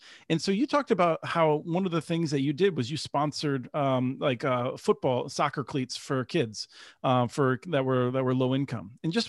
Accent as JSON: {"language": "English", "region": "Pennsylvania", "country": "United States", "tie": "born or raised there", "moved": "yes", "lives_now": "St. Paul, United States", "said": "Yeah, I grew up in Pennsylvania"}